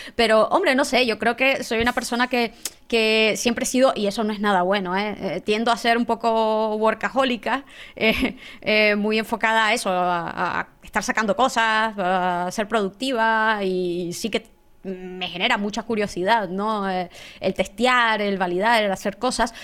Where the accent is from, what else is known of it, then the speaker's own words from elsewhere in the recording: Nicaragua; moved away; yo estudié ingeniería en sistemas en Nicaragua, yo soy nicaragüense